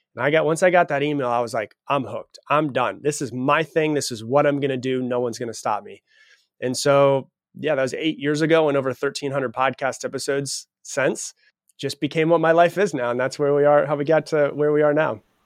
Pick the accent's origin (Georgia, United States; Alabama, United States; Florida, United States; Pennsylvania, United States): Florida, United States; I was raised in Florida.